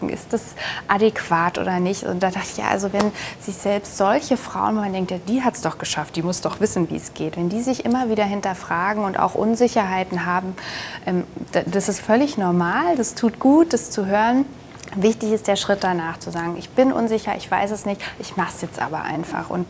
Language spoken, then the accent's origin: German; Nuremberg, Bavaria, Germany